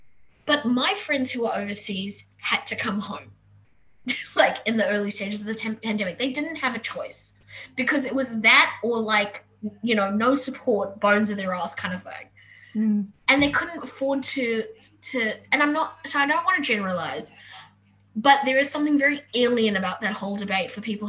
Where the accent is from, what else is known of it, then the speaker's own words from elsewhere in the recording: South Africa; moved away; I said I'm an immigrant from South Africa. We moved here in 2005. I've never been able to go back.